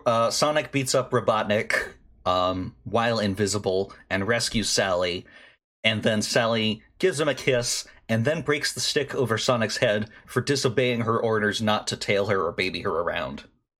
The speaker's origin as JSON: {"language": "English", "region": "Washington", "country": "United States", "said": "That's like a shout out to my home state."}